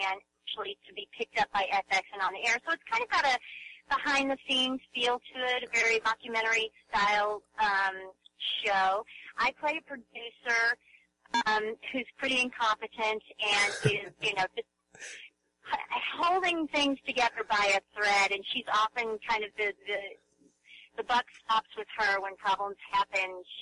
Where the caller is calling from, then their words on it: Pasadena, California, United States; Yes, I am. I'm calling you from Pasadena.